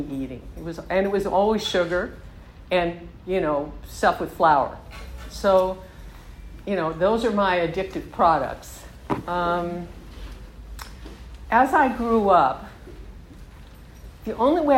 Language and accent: English; Southern California, United States; I grew up in Southern California